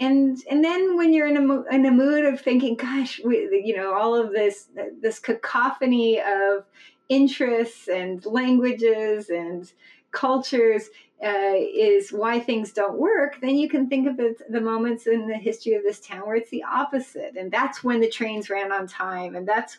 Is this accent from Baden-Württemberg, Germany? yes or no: no; Berlin, Germany; I grew up in Berlin as a kid